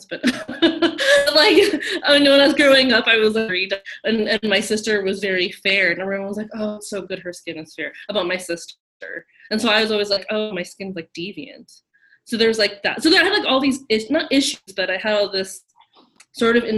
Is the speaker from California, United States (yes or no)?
yes; Orange County, California, United States; I was raised in Orange County, California